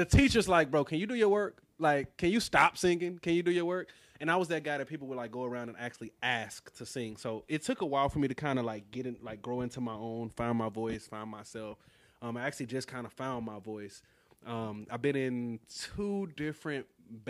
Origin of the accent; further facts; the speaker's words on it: Houston, Texas, United States; moved away as an adult; now in Austin, United States; I'm from Houston, born and raised.